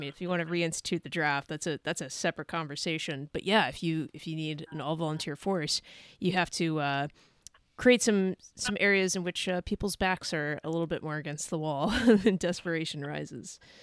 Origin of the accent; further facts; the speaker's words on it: California, United States; moved away; also born or lived in Idaho; I'm originally originally from California